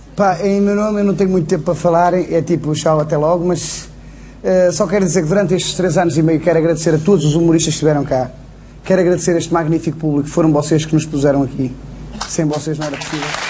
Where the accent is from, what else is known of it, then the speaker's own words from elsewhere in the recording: Gondomar, Porto District, Portugal; que foi o Levanta-te e ri no multiuso de Gondomar, que foi na minha terra